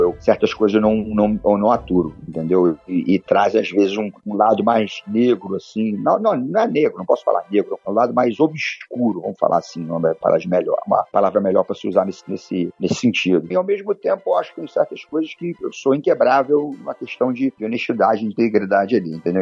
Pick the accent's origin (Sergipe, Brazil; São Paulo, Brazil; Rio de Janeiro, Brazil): Rio de Janeiro, Brazil; eu sou um, um, um garoto nascido e criado no Rio de Janeiro, de pais e mães cariocas, então sou um, um verdadeiro carioca da gema